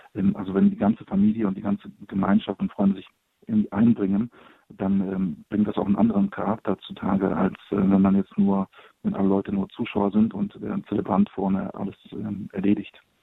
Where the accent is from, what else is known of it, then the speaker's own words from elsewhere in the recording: Poland; now in Cologne, Germany; Ich komme gebürtig aus Polen